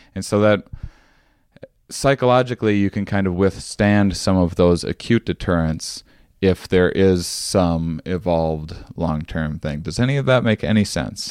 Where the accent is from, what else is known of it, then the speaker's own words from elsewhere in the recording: Wisconsin, United States; I grew up in Wisconsin